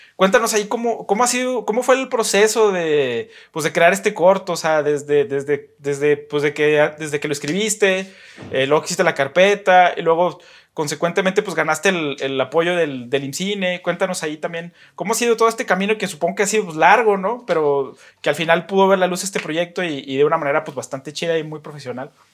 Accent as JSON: {"language": "Spanish", "town": "Saltillo", "region": "Coahuila", "country": "Mexico", "said": "la gente que somos de acá de Saltillo"}